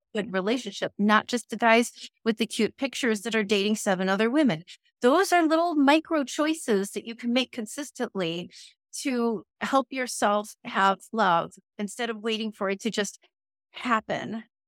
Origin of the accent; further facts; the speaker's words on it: Chicago, Illinois, United States; I grew up in Chicagoland